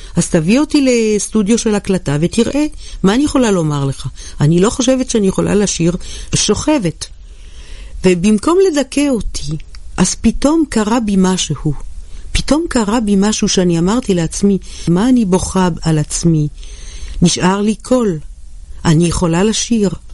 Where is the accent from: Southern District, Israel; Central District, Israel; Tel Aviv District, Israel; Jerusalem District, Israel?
Jerusalem District, Israel; Jerusalem; ירושלים זאת העיר שבה נולדתי